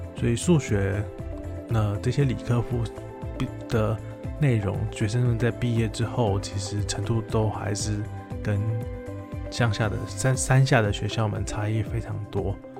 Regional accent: Taiwan; moved away as an adult; now in Thailand; 大家知道我是台湾

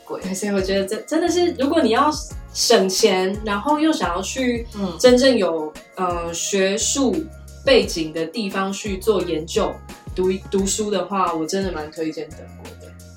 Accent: Kaohsiung, Taiwan; also born or lived in Germany; 我高雄人

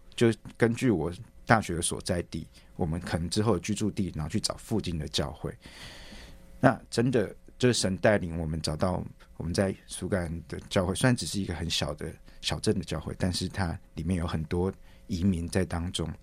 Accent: Taiwan; moved away as an adult; now in Scotland, United Kingdom; 跟家人一起团聚，然后也顺便回来投票，来参与台湾的未来

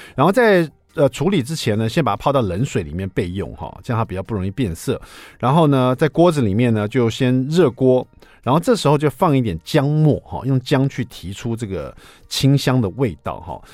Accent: Taiwan; 可能是我们台湾人最爱的这个香辛香料的香味了。

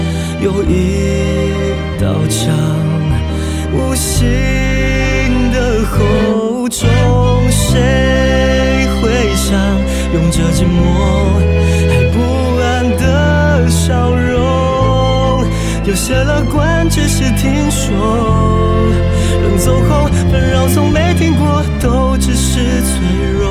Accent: Hualien County, Taiwan; 我我是一个花莲人，土生土长的花莲人

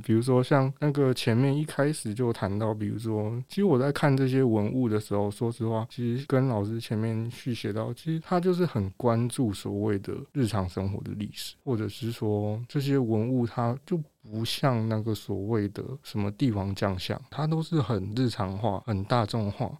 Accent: Pingtung County, Taiwan; 我是屏东人，那个等车都是一个小时一班

